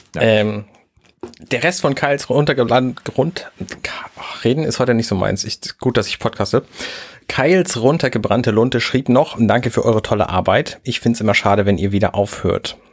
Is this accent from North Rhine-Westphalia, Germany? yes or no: no; Buxtehude, Lower Saxony, Germany; ich komme aus Buxtehude